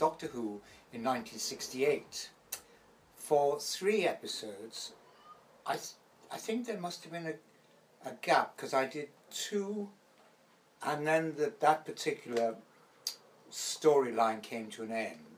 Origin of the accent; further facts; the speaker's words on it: Wales, United Kingdom; also born or lived in Gibraltar; I'm a Welshman, and I left school at 16